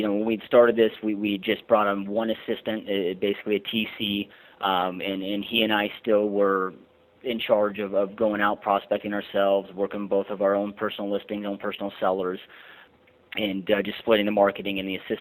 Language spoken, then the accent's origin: English; Michigan, United States; moved away as an adult; now in Surprise, United States; I'm actually originally from Michigan and relocated out here in 2004